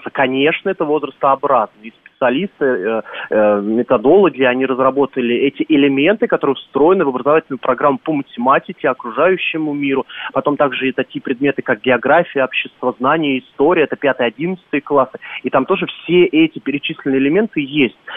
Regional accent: Moscow, Russia; И я как э, москвич, то есть очень зрения, что там родился, мне, конечно, грустно было это слушать

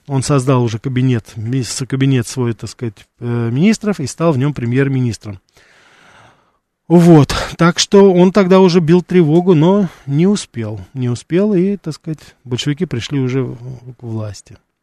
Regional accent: Moscow, Russia; у нас в Москве

